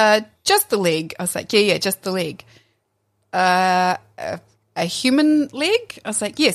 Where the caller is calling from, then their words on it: Whanganui, Manawatū-Whanganui, New Zealand; I'm calling from Whanganui.